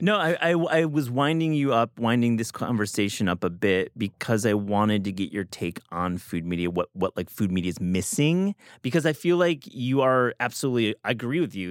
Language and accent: English; Michigan, United States; I'm from Michigan